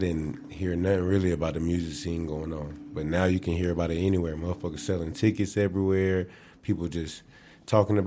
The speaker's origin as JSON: {"language": "English", "town": "Columbia", "region": "South Carolina", "country": "United States", "tie": "born or raised there", "said": "I'm from South Carolina. Columbia, South Carolina"}